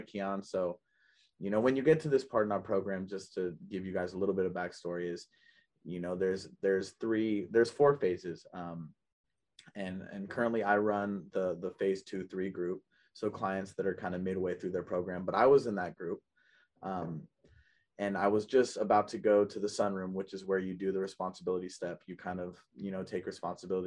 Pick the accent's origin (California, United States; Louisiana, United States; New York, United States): California, United States; Oakland; I grew up in Oakland, California. I grew up in the Bay Area